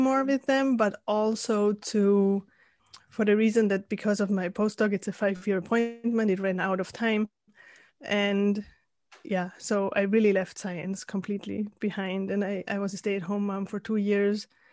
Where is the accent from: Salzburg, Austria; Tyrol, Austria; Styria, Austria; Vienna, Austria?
Salzburg, Austria; moved away as an adult; also born or lived in Spain / San Diego; I'm originally from Austria, from Salzburg